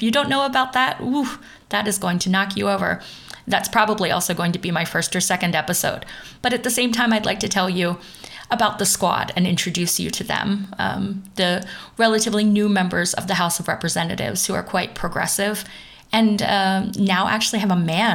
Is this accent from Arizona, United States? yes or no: no; Pennsylvania, United States; first language English; moved away as an adult; now in Düsseldorf, Germany; the state I'm from Pennsylvania